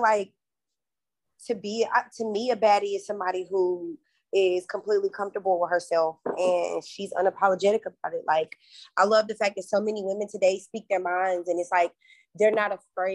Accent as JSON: {"language": "English", "country": "United States", "tie": "born or raised there", "moved": "yes", "lives_now": "Atlanta, United States", "said": "my hometown of Carolina"}